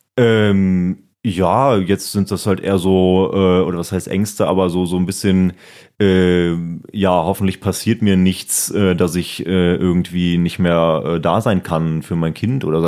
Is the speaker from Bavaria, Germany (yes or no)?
no; Siegburg, North Rhine-Westphalia, Germany; bald auch eine Mixshow in Siegburg, das ist ja meine Heimat